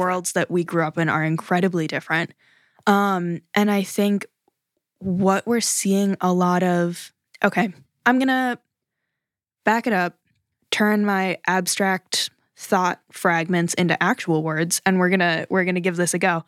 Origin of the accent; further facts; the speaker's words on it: United States; as an American